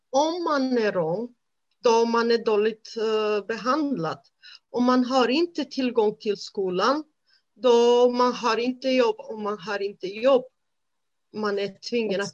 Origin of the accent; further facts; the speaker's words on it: Romania; Swedish is a second language; moved away as an adult; now in Sweden; jag är född i Rumänien. Som barn, jag växte upp i en väldigt bra familj